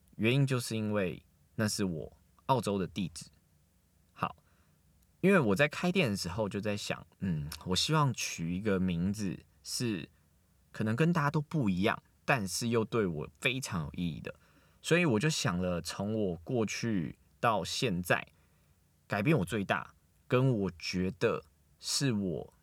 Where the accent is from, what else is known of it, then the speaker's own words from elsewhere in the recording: Taiwan; also born or lived in Australia; 四个韩国人跟我一个台湾人